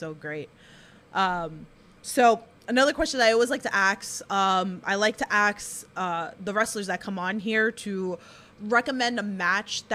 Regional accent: New York, United States; I'm from New York

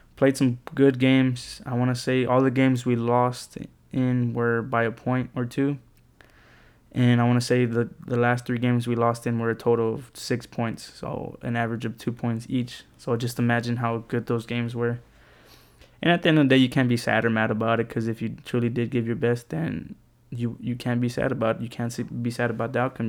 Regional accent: San Antonio, Texas, United States; also born or lived in College Station, Texas; I come from San Antonio, Texas

